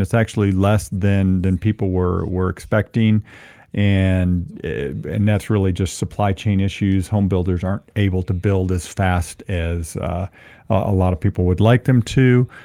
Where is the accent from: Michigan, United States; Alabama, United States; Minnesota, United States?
Michigan, United States; Ann Arbor; now in Albuquerque, United States; I'm a Ann Arbor guy. I grew up in Ann Arbor